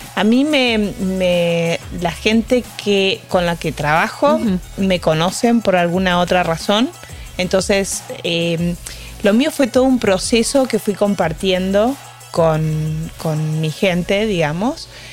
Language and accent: Spanish; Argentina; moved away; Soy argentina